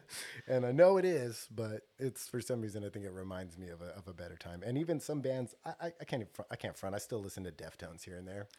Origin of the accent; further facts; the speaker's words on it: Stockton, California, United States; I grew up on South Side Stockton